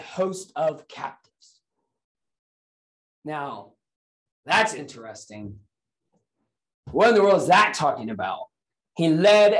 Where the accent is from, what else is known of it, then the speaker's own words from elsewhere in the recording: Indiana, United States; now in Akron, United States; I was born and raised in the state of Indiana here in the United States